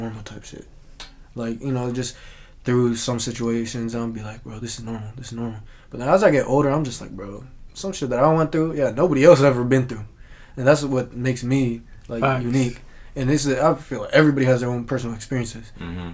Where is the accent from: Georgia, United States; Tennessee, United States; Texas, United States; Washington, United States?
Washington, United States; Kent; growing up in the Kent area, I feel like everybody used to say that word